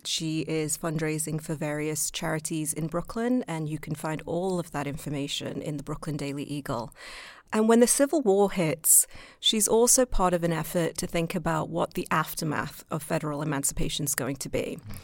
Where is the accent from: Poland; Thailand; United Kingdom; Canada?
United Kingdom; moved away; being British